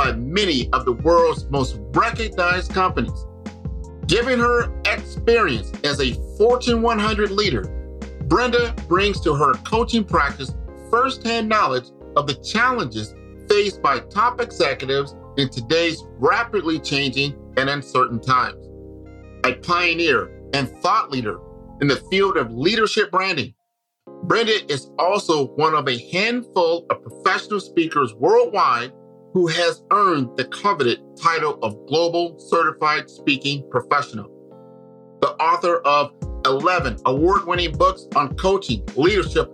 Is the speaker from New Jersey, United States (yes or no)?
no; Omaha, Nebraska, United States; I'm from Omaha, Nebraska